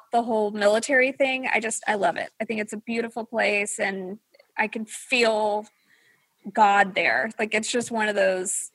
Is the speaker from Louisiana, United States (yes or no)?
yes; Louisiana, United States; now in Texas, United States; I was born in Louisiana